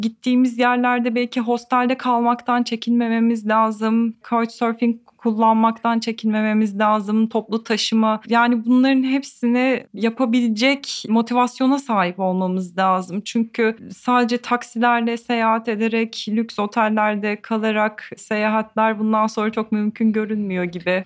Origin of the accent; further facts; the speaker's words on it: Eskişehir, Turkey; now in Istanbul, Turkey; ikincisi Eskişehir diyeceğim. Ee, kendi memleketim olduğu için.